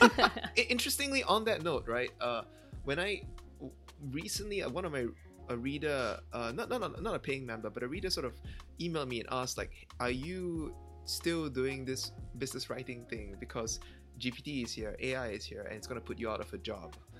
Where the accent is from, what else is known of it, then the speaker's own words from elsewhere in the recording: Malaysia; I, Malaysian, I grew up in Malaysia